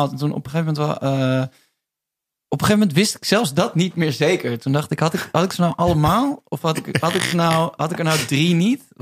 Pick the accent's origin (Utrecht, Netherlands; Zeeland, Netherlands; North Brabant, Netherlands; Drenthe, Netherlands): Utrecht, Netherlands; Amersfoort; Ja, het was ook niet stom. Maar ik kwam uit Amersfoort, hè? Dus ja.